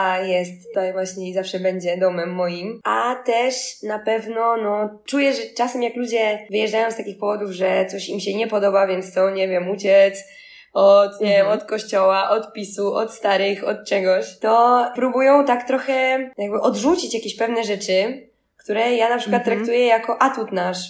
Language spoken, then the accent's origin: Polish; Poland; born or raised there; moved away as an adult; also born or lived in Barcelona, Spain / Ursynów, Warsaw